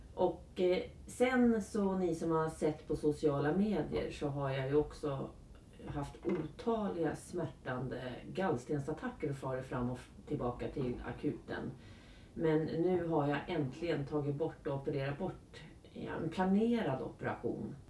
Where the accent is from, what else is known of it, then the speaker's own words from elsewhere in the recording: Karlskoga, Örebro County, Sweden; jag kommer från Karlskoga, eller har, eftersom jag har bott i Karlskoga ja. i 24 år